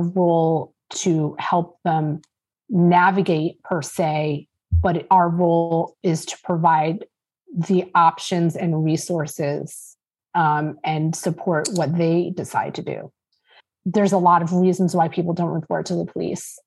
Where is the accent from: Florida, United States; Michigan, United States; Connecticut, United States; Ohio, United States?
Connecticut, United States; East Lyme; I grew up in East Lyme